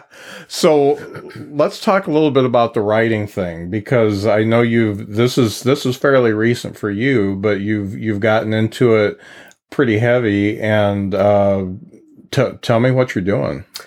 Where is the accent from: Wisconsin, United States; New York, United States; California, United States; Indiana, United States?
Indiana, United States; Lakeville; where I grew up in Lakeville